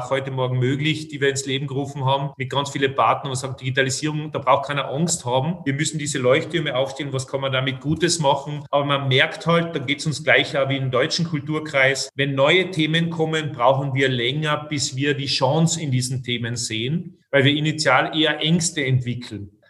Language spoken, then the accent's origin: German; Austria; ich sprich sozusagen als Österreicher und als, als, als Kenner der Branche.